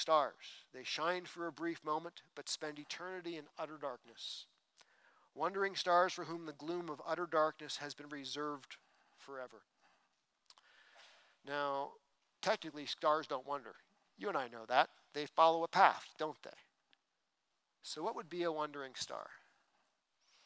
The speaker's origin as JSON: {"language": "English", "region": "East Coast", "country": "United States", "tie": "born or raised there", "moved": "yes", "said": "I grew up on the East Coast"}